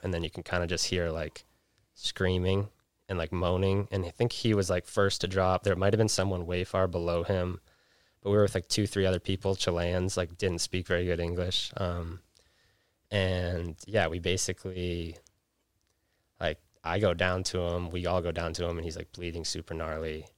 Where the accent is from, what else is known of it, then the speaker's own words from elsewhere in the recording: Jackson, Wyoming, United States; also born or lived in Vermont; now in Salt Lake City, United States; growing up in Jackson